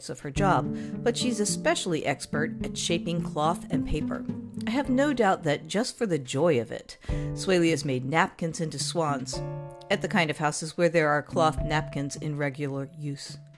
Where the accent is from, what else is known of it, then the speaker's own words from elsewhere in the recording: Texas, United States; born there; also born or lived in Virginia / Chicago; Now, I was born in Texas, and I spent many years enduring the humid, hot summers of central Virginia and summers in Chicago.